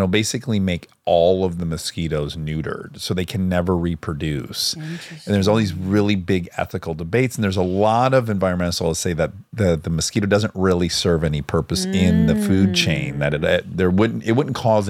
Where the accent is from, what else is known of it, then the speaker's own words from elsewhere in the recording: Michigan, United States; I grew up in Michigan fucking swarmed by mosquitoes.